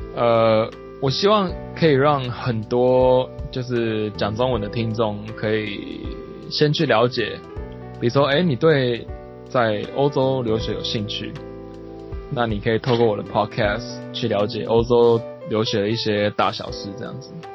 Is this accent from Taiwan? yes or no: yes; southern Taiwan, Taiwan; first language Taiwanese Hokkien; Chinese is a second language; also born or lived in France / United States; now in Japan; 就是我们都是南部的